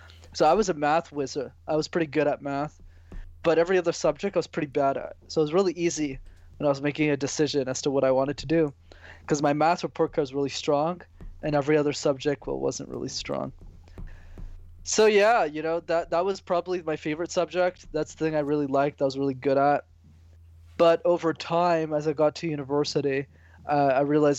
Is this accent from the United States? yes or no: no; Montreal, Quebec, Canada; I was born and raised in Montreal